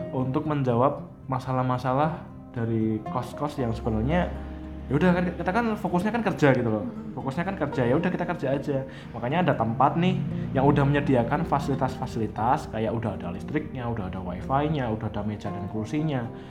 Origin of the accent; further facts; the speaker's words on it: Surakarta, Central Java, Indonesia; kita sebagai orang Solo